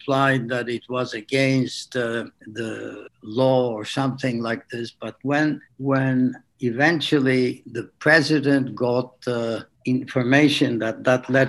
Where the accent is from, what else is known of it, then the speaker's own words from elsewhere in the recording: İzmir, Turkey; first language French; English is a second language; moved away as an adult; also born or lived in Vancouver, Canada; I was born in Turkey, in the Aegean coast, in a city called Izmir